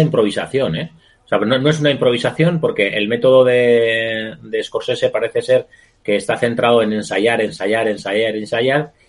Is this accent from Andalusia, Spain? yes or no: no; Madrid, Community of Madrid, Spain; los madrileños somos muy chulos